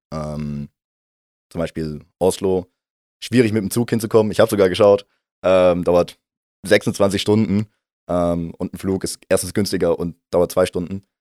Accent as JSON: {"language": "German", "area": "near Heidelberg", "region": "Baden-Württemberg", "country": "Germany", "tie": "born or raised there", "moved": "as an adult", "lives_now": "St. Gallen, Switzerland", "said": "Heimat ist, wo ich herkomme, das ist für mich nähe Heidelberg in Deutschland"}